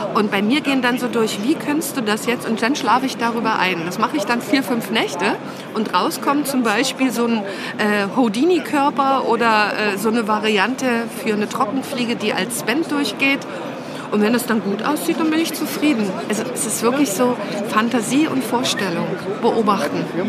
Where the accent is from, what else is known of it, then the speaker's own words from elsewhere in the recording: Saxony-Anhalt, Germany; moved away; also born or lived in Thuringia; aus der Gegend, wo ich herkomme, ich bin Anhaltinerin